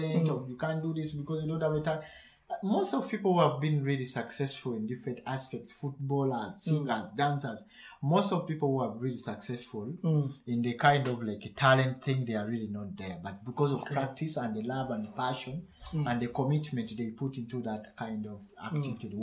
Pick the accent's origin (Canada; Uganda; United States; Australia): Uganda; first language Luganda; English is a second language; now in Germany; I do much of the Luganda, my mother's Prussian, that's my mother language